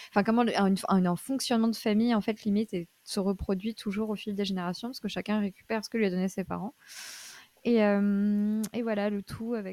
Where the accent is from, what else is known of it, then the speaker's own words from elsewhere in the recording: Paris, Île-de-France, France; Je suis parisienne